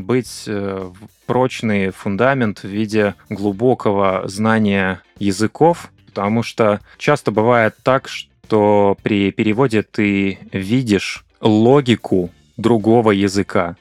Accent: Kazakhstan; Он по-прежнему закреплен у нас э, на уровне официального языка в нашей стране. Многие говорят и на русском, и на казахском.

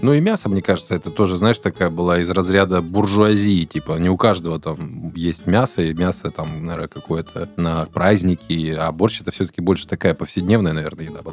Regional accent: Odesa, Odesa Oblast, Ukraine; я вырос в Одессе

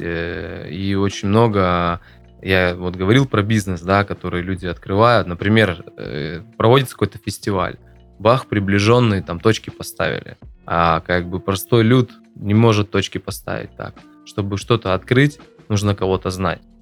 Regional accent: Perm, Perm Krai, Russia; Я еще вырос в Закамске

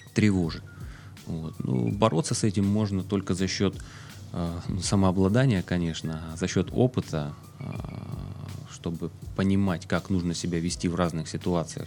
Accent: Russia; я никогда не скрывал свою национальность, да, я русский, я горжусь этим

